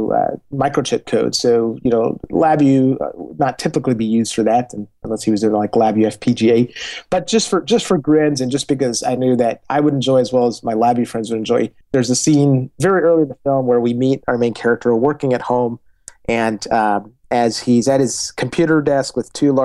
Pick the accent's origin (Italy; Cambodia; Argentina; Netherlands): Argentina; moved away; I grew up in Argentina, where, I lived during a period of hyperinflation down there